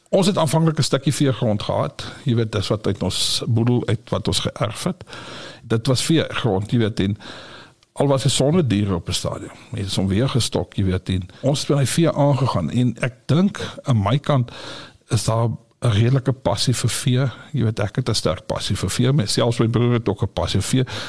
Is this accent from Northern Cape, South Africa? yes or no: yes; Kimberley, Northern Cape, South Africa; Ek is in Kimberley gebore, groot geword, skool gaan Diamantveld in Kimberley.